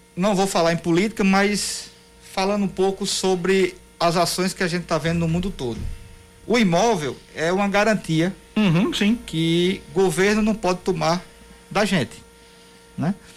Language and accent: Portuguese; Patos, Paraíba, Brazil; eu não sou de João Pessoa, eu sou patuense